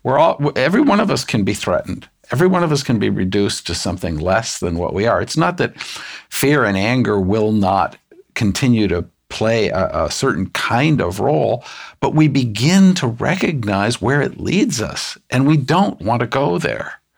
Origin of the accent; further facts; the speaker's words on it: United States; I'm an American